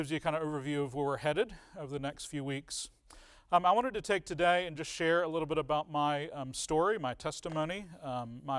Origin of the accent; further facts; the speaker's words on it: Richmond, Virginia, United States; also born or lived in England; I was born in 1980 in Richmond, Virginia